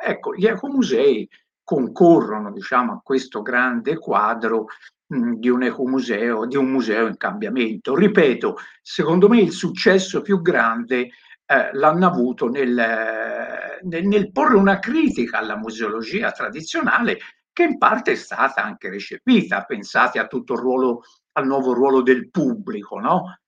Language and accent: Italian; Tuscany, Italy; io che vengo dalla Toscana